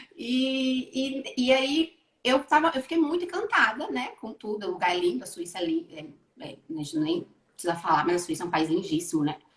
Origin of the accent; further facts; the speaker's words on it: Bahia, Brazil; also born or lived in Rio de Janeiro, Brazil / Switzerland; now in Portugal; Eu saí da Bahia e fui para o Rio